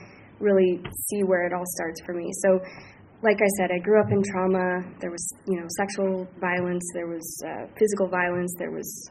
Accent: Alaska, United States; I grew up isolated in Alaska

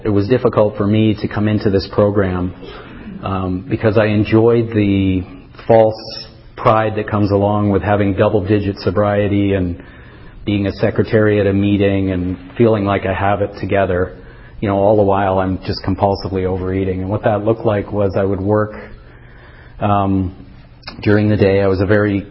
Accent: Toronto, Ontario, Canada; moved away as an adult; also born or lived in Western Canada; I grew up in Toronto

